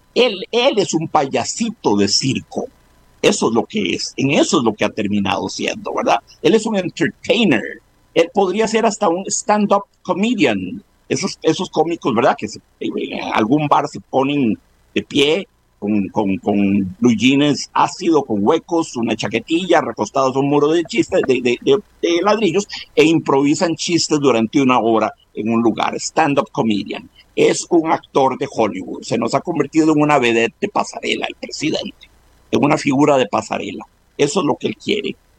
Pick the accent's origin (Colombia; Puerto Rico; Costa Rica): Costa Rica